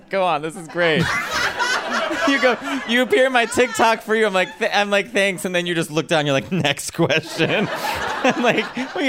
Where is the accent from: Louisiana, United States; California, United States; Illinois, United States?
Illinois, United States; Chicago; now in New York, United States; Like, I'm from Chicago. So when I first moved to New York, I'm like, Midwest.